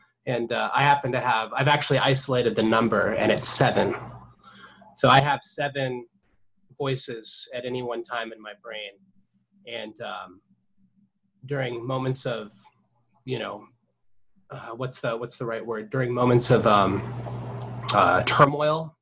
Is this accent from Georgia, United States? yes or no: no; Whidbey Island, Washington, United States; also born or lived in Southern California; I was born in Southern California, and nice. We moved up here when I was a little kid, and I pretty much grew up on Whidbey, and I've lived up here for most of my life